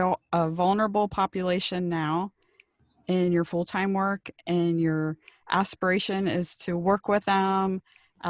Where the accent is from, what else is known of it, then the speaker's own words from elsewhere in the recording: Cincinnati, Ohio, United States; now in Maui, United States; I grew up in Cincinnati